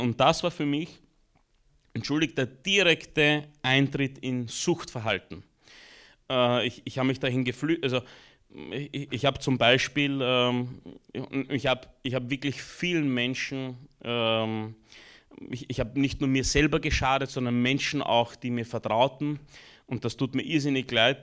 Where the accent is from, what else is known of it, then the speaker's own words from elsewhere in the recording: Austria; also born or lived in Romania; Ich bin geboren in Rumänien, war circa ein, eineinhalb, zwei Jahre alt als wir nach Österreich kamen